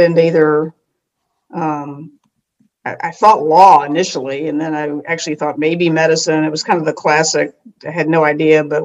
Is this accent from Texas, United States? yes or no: yes; Fort Worth, Texas, United States; I grew up in Fort Worth, Texas